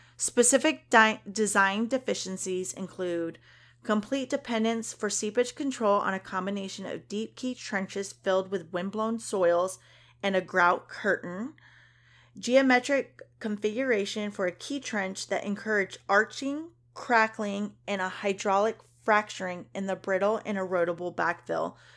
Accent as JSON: {"language": "English", "region": "Kentucky", "country": "United States", "said": "I'm from Kentucky"}